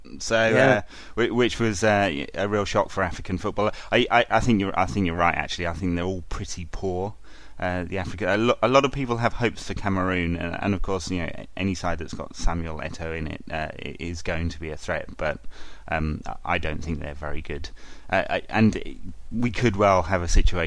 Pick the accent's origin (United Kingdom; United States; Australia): United Kingdom; England; I am English